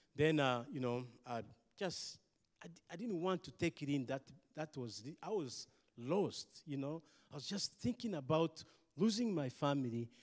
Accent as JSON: {"language": "English", "country": "Rwanda", "said": "I'm from Rwanda."}